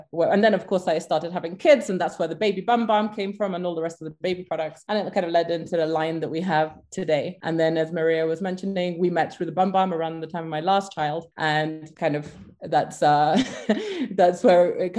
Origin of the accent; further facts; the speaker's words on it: Belize; I'm British Jamaican, but I grew up in Belize, as my dad was posted there with the British Army back when I was like 6 years old. So I spent all my formative years there.